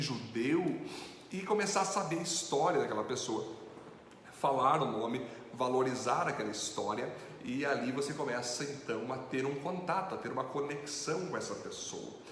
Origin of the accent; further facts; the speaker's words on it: Brazil; um judeu é, é diferente de nós brasileiros